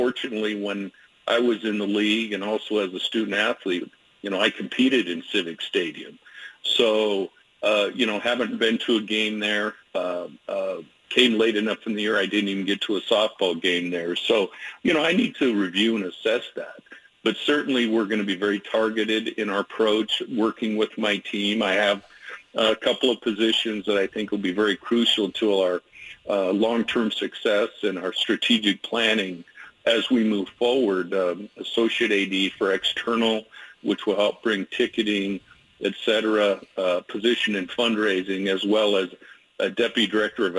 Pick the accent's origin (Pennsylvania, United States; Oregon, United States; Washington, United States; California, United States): Washington, United States; Spokane; now in Portland, United States; growing up in Spokane